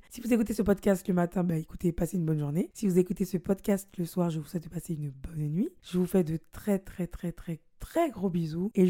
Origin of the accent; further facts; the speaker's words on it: United States; Oui, parce que je suis une américaine.